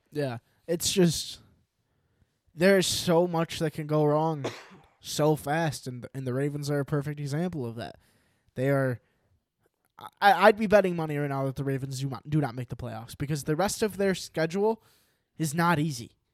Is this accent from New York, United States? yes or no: yes; New York, United States; I'm from New York